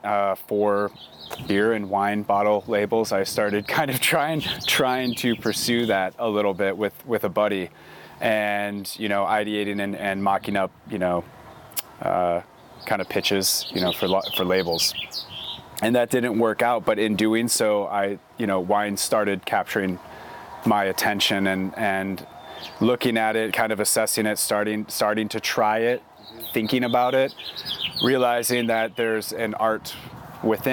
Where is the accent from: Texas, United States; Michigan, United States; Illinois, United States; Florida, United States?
Michigan, United States; Traverse City; now in Oregon, United States; I'm originally from Michigan, born and raised Traverse City